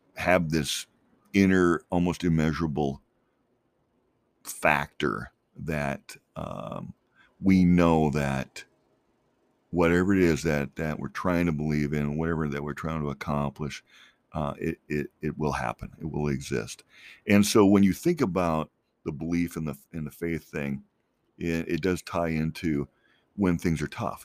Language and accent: English; Minnesota, United States; moved away as an adult; also born or lived in Colorado; now in Phoenix, United States; I grew up in Minnesota, but basically I grew up there first grade through college